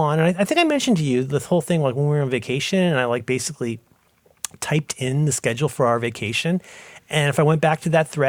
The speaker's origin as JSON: {"language": "English", "region": "Ohio", "country": "United States", "said": "I was a little sad because I'm a Protestant from Ohio and that's my role in life."}